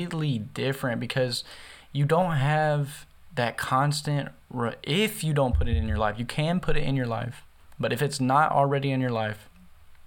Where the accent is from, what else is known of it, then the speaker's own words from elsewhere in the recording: the South, United States; I'm from the South, so in the South, most people, you know, it's the Bible Belt.